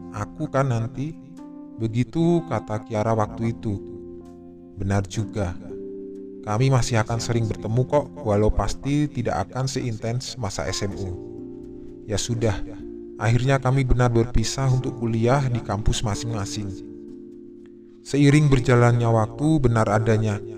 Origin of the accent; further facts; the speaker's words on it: Jakarta, Indonesia; Walaupun lahir dan besar di Jakarta, tapi kedua orang tuaku asli dari Jogja.